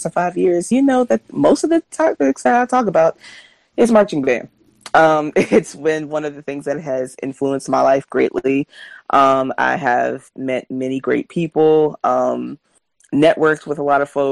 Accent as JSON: {"language": "English", "region": "Virginia", "country": "United States", "said": "we're both from Virginia"}